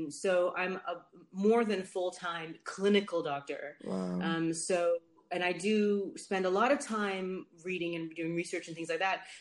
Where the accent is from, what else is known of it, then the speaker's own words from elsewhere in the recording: Netherlands; moved away as an adult; also born or lived in United States; now in London, United Kingdom; I'm originally from Holland, and that's where mm, I lived when I was younger. And then after I left the states, I went back to Holland. But then I came to sorry, I came to London for medical school, and I just stayed